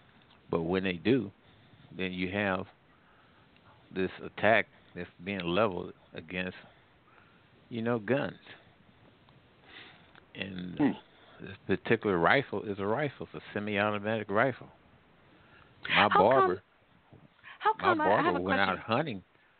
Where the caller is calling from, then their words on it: St. Louis, Missouri, United States; Yeah, I'm calling from the St. Louis area.